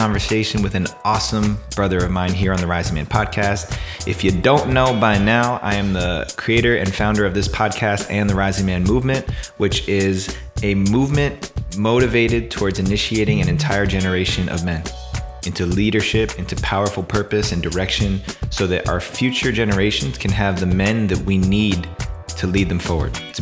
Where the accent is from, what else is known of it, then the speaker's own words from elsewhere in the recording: East Coast, United States; now in California, United States; I grew up on the East Coast where summertime was all about those really intense thunderstorms